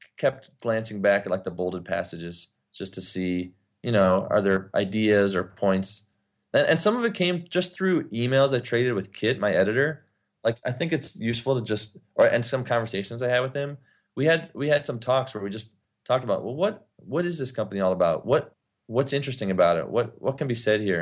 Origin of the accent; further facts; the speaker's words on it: Ypsilanti, Michigan, United States; now in Los Angeles, United States; my hometown, Ypsilanti, Michigan